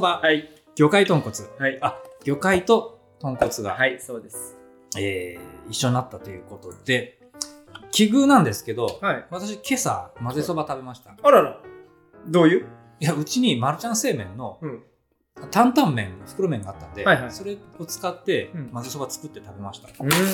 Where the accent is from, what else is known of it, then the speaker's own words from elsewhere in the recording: Gifu, Japan; 私、岐阜県人じゃないですか